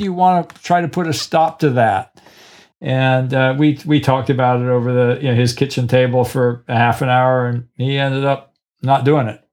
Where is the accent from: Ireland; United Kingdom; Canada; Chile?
Ireland; Killarney, Munster; also born or lived in Cork; I'm from Killarney